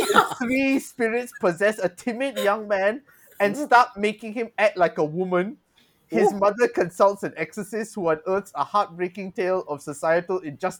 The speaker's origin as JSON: {"language": "English", "country": "Malaysia", "said": "As a Malaysian"}